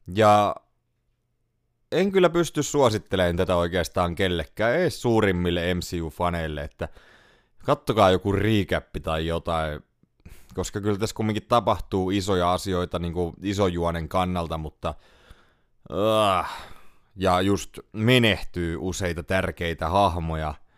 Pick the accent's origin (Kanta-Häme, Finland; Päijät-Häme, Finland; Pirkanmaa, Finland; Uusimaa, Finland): Pirkanmaa, Finland; Tampere; Kotikaupungissani Tampereella